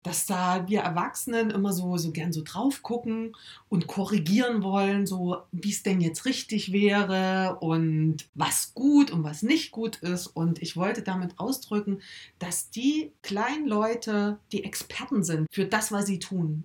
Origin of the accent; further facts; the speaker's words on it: Erfurt, Thuringia, Germany; now in Weimar, Germany; bin gebürtig aus Erfurt, lebe jetzt mit meiner Familie in Weimar